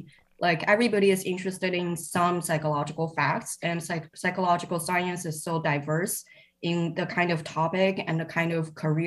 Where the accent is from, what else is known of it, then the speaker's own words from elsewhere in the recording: Shanghai, China; now in Cambridge, United Kingdom; I grew up in Shanghai